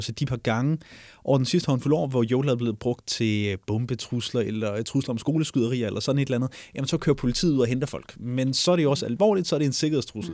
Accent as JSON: {"language": "Danish", "region": "Jutland", "country": "Denmark", "moved": "yes", "said": "jeg er, som dialekt nok har afsløret det, hjemme fra Jylland"}